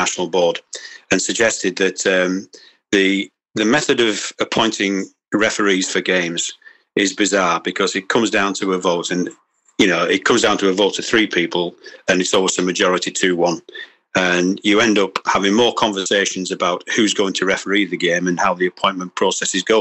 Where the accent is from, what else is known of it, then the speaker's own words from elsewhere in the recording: England, United Kingdom; Yes, I'm English. I live in England.